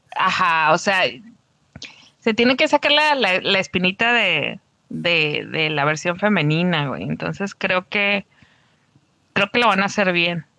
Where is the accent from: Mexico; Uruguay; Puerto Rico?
Mexico; Tijuana, Baja California; moved away as an adult; now in Mexicali, Mexico; Soy, soy cachanilla por adopción. Ya tengo 10 años aquí, cumplí 10 años hace unos días, pero soy de Tijuana